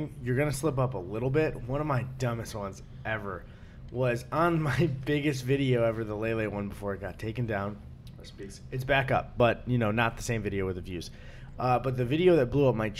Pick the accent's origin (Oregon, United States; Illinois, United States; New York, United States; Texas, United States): Illinois, United States; Elk Grove Village; I'm from the suburbs of Chicago